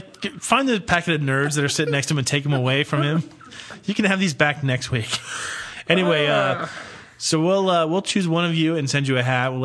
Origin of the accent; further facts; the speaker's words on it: Florida, United States; I've lived in Florida my whole life.